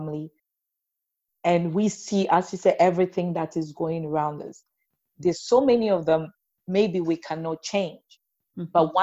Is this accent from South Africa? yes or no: no; Ghana; moved away; I'm Ghanaian, so I'll keep going back home